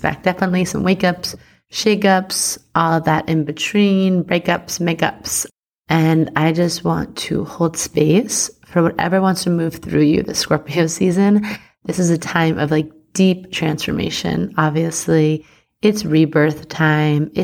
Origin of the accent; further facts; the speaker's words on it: Long Island, New York, United States; I'm from Long Island.